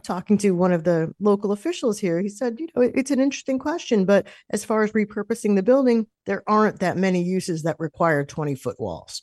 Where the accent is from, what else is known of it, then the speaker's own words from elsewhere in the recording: New York City, New York, United States; moved away; I'm originally from New York